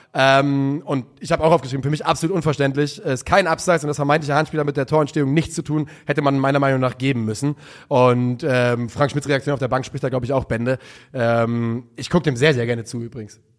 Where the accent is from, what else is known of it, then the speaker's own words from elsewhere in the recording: Rhine area, Germany; ich bin ja auch am Rhein aufgewachsen